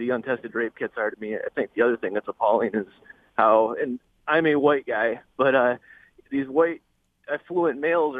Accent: Alpena, Michigan, United States; now in Lapeer, United States; my hometown of Alpena

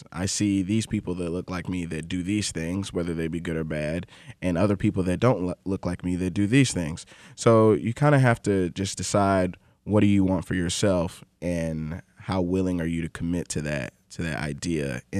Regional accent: Atlanta, Georgia, United States; Growing up in Atlanta, during my early childhood, there's obviously a huge black community there.

